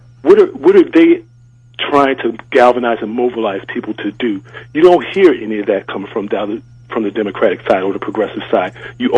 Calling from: Prince George's County, Maryland, United States; I'm calling from Prince George's County.

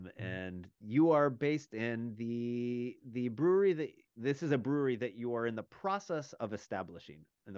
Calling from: Arkansas, United States; and I am dialing in from Arkansas to chat with Mr. Yoji Adachi

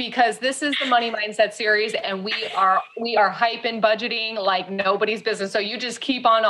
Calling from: Mexico; sorry if you can hear the roosters, we're calling in from Mexico.

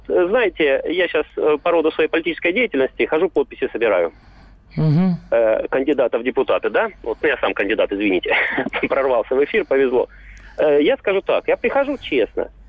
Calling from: Belgorod, Belgorod Oblast, Russia; Я из Белгорода.

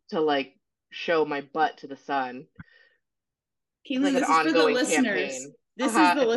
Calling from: New Orleans, Louisiana, United States; I'm here from New Orleans

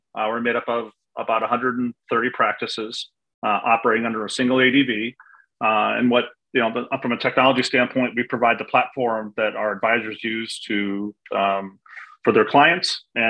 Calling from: Siesta Key, Florida, United States; Enjoying a month away from Chicago, the cold winters in Chicago, and I'm currently in Siesta Key, Florida.

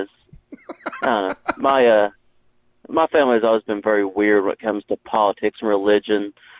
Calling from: Tennessee, United States; From Tennessee.

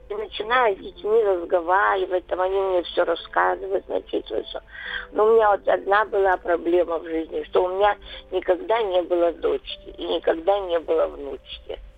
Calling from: Krasnodar, Krasnodar Krai, Russia; Вот я живу из Краснодара, звоню.

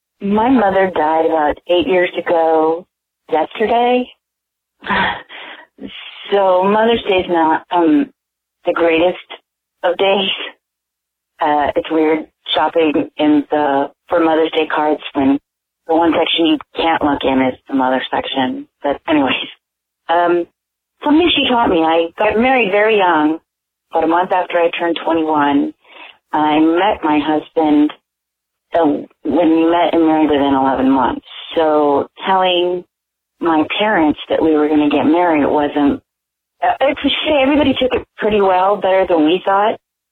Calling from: California, United States; I'm calling from California

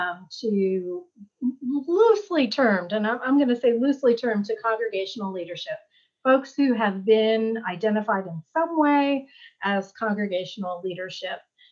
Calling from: Charlottesville, Virginia, United States; I'm joining you from Charlottesville, Virginia.

